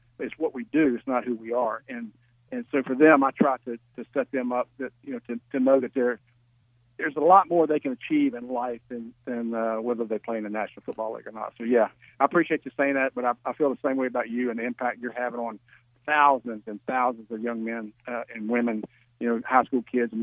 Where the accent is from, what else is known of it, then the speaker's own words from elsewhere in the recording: Virginia Beach, Virginia, United States; now in Georgia, United States; growing up in Virginia Beach, my dad was Navy and Air Force